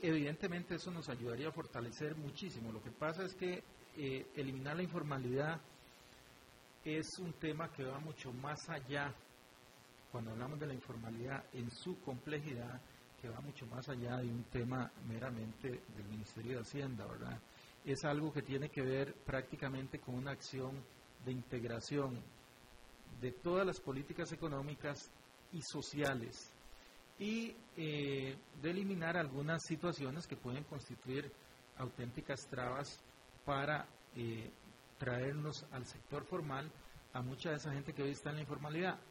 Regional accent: Costa Rica

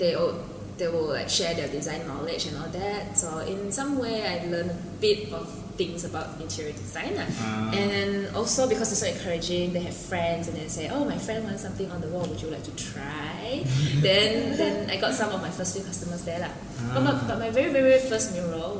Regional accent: Kuching, Sarawak, Malaysia; I'm from Kuching.

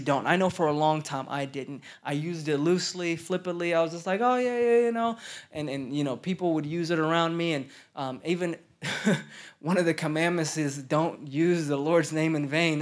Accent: Stillwater, Oklahoma, United States; also born or lived in Denver, Colorado; now in Dallas, United States; I grew up in Stillwater, Oklahoma

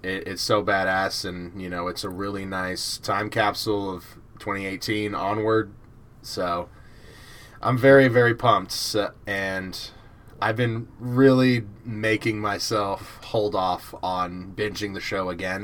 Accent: Georgia, United States; accent: American; I'm from Georgia. I live very close to U G

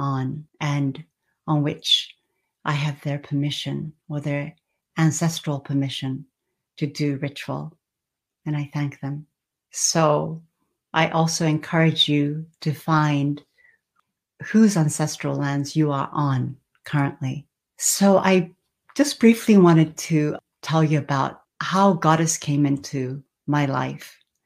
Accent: Australia; also born or lived in Japan / France / California; now in Northern Virginia, United States; I was born in Japan and I lived there for a while. I also had the fortune and the opportunity of spending my childhood in Australia.

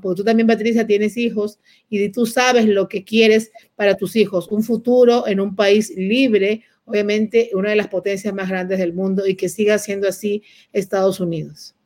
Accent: Peru; now in United States; yo peruana

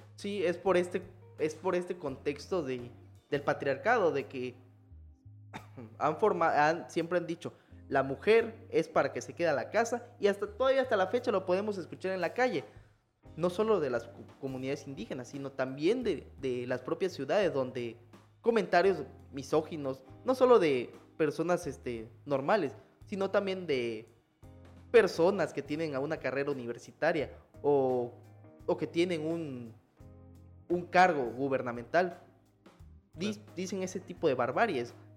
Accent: Chiapas, Mexico; nosotros como mexicanos o chiapanecos

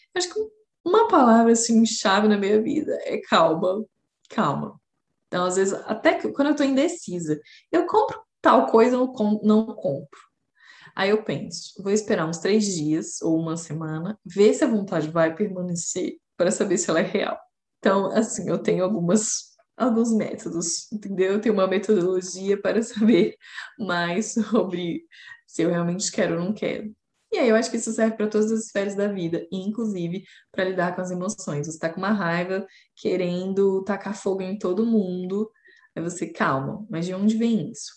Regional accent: Brazil; Nós somos brasileiros

